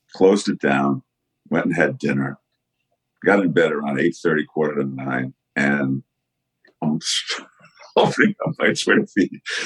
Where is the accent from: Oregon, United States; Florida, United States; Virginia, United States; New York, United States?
New York, United States; growing up in New York